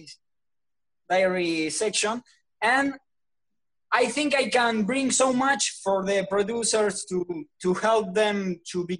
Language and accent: English; Argentina; I'm from Argentina